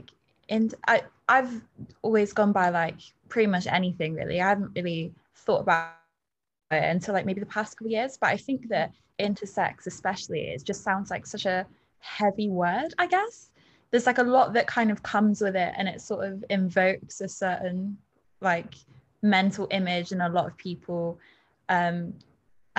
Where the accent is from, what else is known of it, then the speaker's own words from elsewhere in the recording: Bristol, South West England, United Kingdom; I'm 22 and I'm from Bristol.